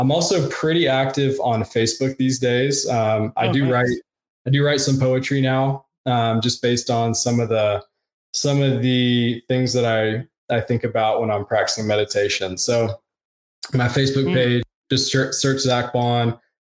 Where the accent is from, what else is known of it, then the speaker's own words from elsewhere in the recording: the South, United States; I grew up in the South and it's similar in the South.